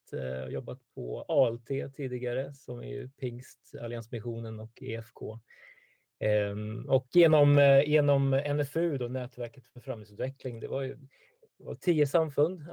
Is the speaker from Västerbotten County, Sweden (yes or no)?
no; Stockholm, Stockholm County, Sweden; född och uppvuxen i Stockholm, bor i norra Stockholm